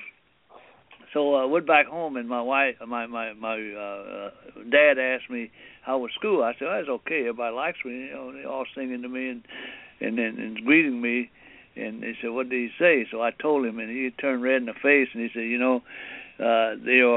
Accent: Arkansas, United States; born or raised there; English is a second language; also born or lived in China

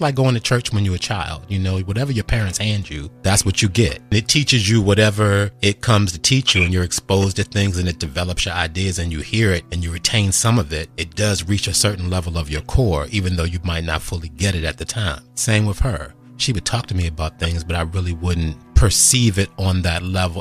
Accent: suburbs in Maryland, United States; also born or lived in Washington, D.C.; I'm born in Washington, D.C. and raised in the suburbs in Maryland

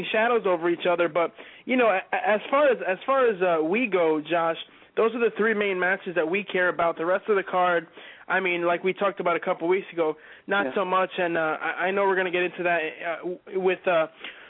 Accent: New Jersey, United States; in my home state, in our home state

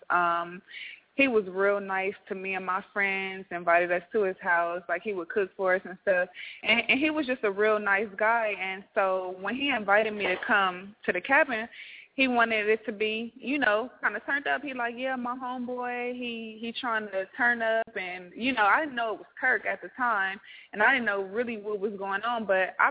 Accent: Compton, California, United States; now in Atlanta, United States

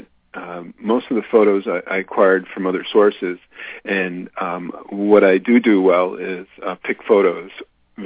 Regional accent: East Coast, United States; moved away as an adult; now in California, United States; I'm originally from the East Coast. I moved to California about 15 years ago

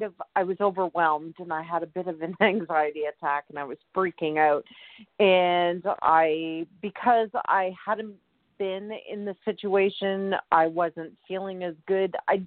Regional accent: Canada; I'm Canadian.

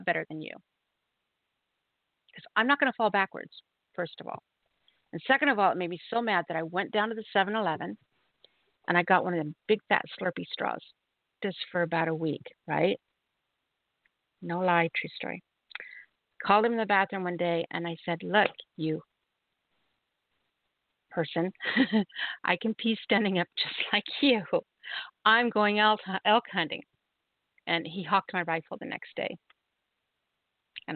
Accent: Oregon, United States; moved away as an adult; also born or lived in Utah; I was from Oregon, but we moved to Utah when I got married.

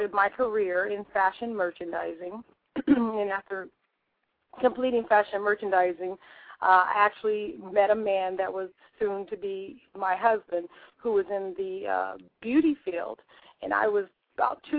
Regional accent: Southern California, United States; now in Northern California, United States; I was born and raised in Southern California

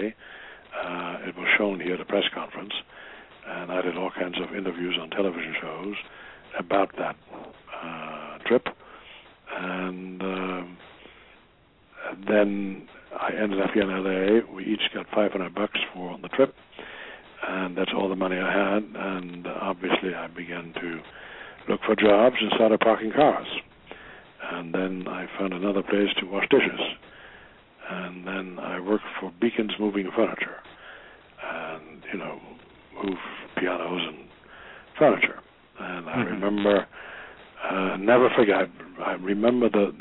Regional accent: Germany; now in United States; I was from Germany.

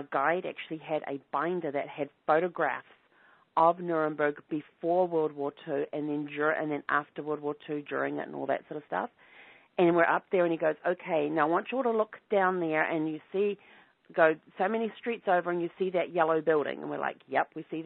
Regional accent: New Zealand; growing up in New Zealand

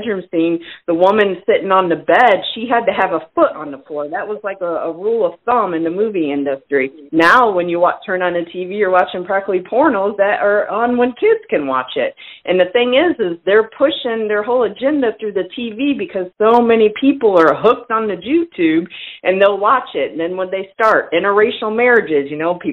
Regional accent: Indiana, United States; moved away; I'm originally from Indiana

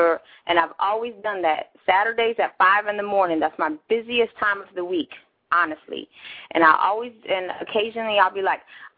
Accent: near Chicago, Illinois, United States; moved away; grew up near Chicago

